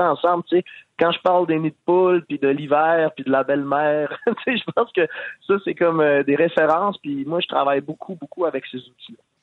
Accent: Quebec, Canada; on est tous des Québécois

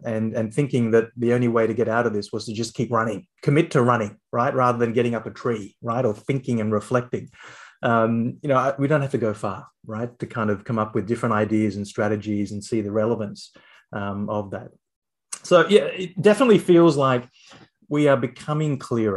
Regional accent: Canberra, Australian Capital Territory, Australia; I grew up in Canberra

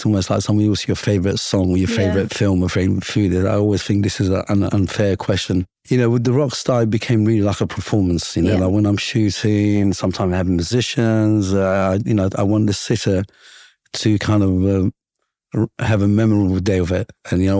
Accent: London, United Kingdom; growing up in London, my rockstar image for us was, a European or an American with long hair

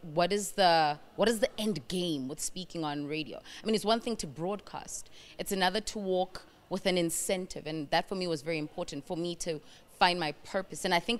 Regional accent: South Africa; also born or lived in Burundi; I grew up in South Africa, and as much as I am from Burundi

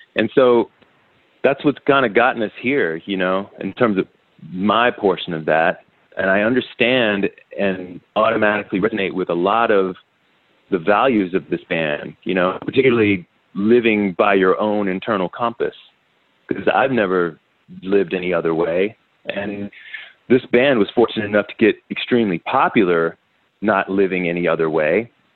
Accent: Washington, District of Columbia, United States; I'm from the other Washington, the D.C. one

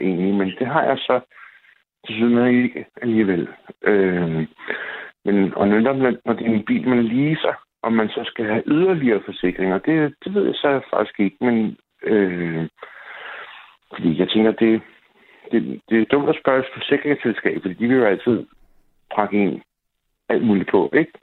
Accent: Copenhagen, Capital Region of Denmark, Denmark; now in Jutland, Denmark; som københavner, der flytter til Jylland

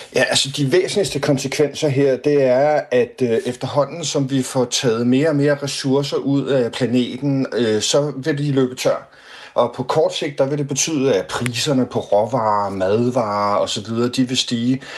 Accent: Denmark; vi som danskere

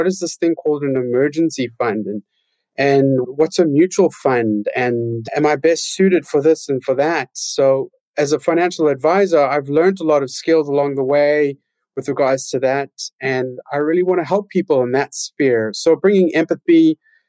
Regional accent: Johannesburg, Gauteng, South Africa; I grew up in Johannesburg in South Africa

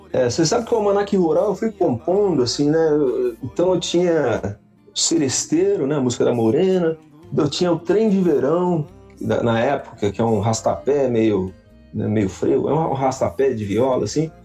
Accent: Avaré, São Paulo, Brazil; Eu nasci em Avaré, na Santa Casa de Avaré, numa terça-feira, às 5 da manhã

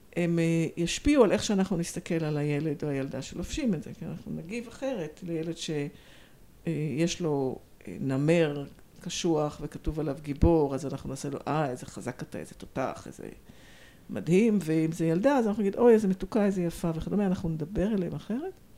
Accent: Tel Aviv, Tel Aviv District, Israel; moved away as an adult; also born or lived in London / Hong Kong; אני מתל אביב, גדלתי בתל אביב, גרה בתל אביב

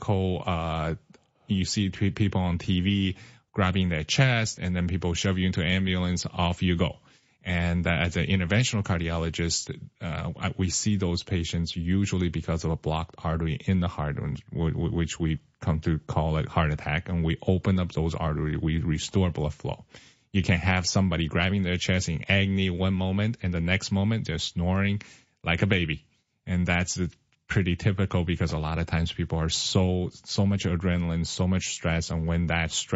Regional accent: Seattle, Washington, United States; moved away as an adult; also born or lived in California / Mississippi / Florida; now in Decatur, United States; So I started in Seattle, Washington. That's where my parents are.

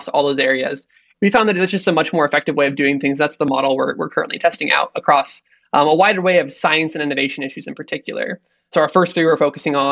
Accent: Arizona, United States; I grew up in Arizona, went to public school out there for high school and college

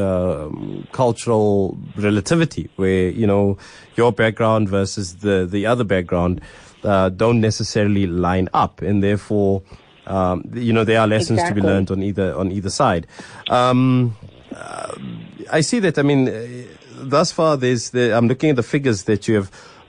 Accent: South Africa; us as South Africans

